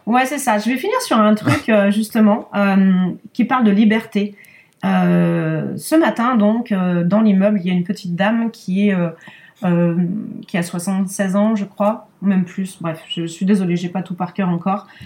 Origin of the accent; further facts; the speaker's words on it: Lyon, Auvergne-Rhône-Alpes, France; now in Issy-les-Moulineaux, France; je suis née à Lyon, ouais, je suis née à Lyon